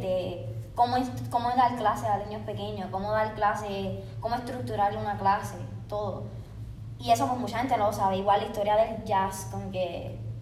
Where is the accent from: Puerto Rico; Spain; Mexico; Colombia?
Puerto Rico; moved away as an adult; now in Los Angeles, United States; yo soy de Puerto Rico